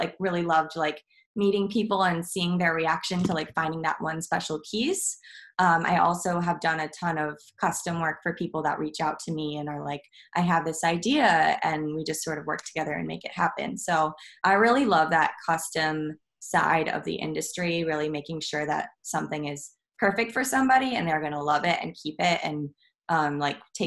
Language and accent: English; Midwest, United States; now in Brooklyn, United States; I'm from the Midwest